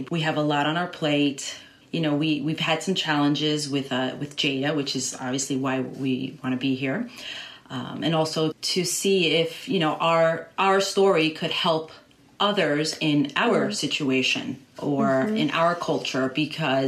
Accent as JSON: {"language": "English", "country": "Ecuador", "tie": "born or raised there", "moved": "yes", "said": "I was raised in Ecuador"}